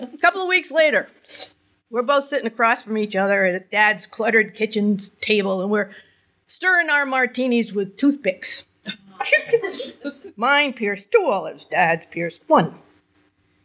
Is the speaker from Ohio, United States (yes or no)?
no; New Hampshire, United States; I was born and raised in New Hampshire. I never left